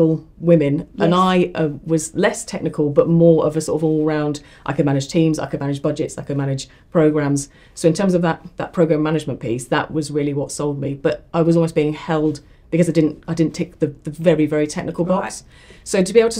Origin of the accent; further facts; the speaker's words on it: Ipswich, East of England, United Kingdom; I moved back to my hometown of Ipswich